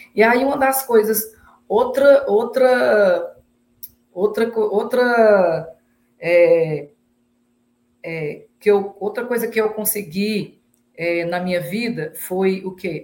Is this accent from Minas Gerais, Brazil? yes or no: no; Fortaleza, Ceará, Brazil; moro em Fortaleza, né? Nasci em Fortaleza